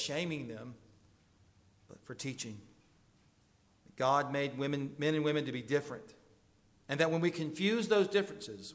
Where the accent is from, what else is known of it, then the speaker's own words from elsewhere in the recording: the South, United States; I'm from the South